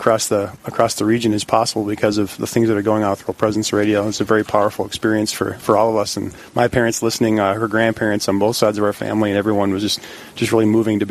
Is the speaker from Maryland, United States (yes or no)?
no; Dickinson, North Dakota, United States; also born or lived in Bismarck, North Dakota; I'm from Dickinson originally. I'm a Trinity High School graduate, proud Titan, and I live here in Bismarck now with my wife, Kate.